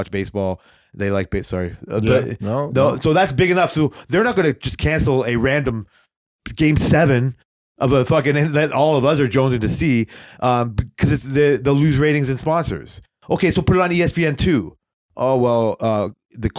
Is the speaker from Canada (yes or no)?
yes; Canada; We're Canadian.